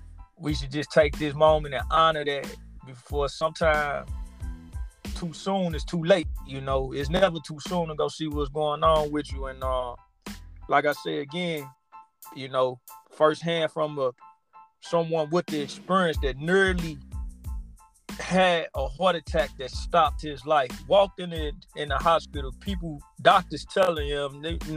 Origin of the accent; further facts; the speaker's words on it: St. Louis, Missouri, United States; growing up in St. Louis